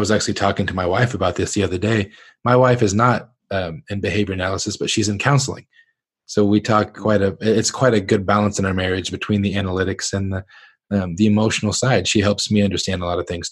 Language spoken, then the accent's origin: English; Northern Ohio, United States; I grew up in Northern Ohio, but family from Southern Kentucky